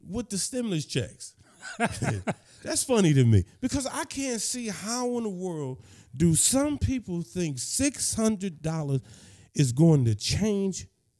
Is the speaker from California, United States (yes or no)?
no; Pontiac, Michigan, United States; I lived in Pontiac. And, you know, I grew up in Pontiac anyway.